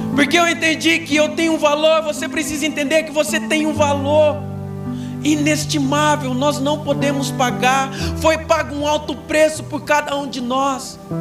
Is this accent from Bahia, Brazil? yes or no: no; Minas Gerais, Brazil; moved away as an adult; now in Brodowski, Brazil; eu sou mineiro. Bem do interiorzão mesmo.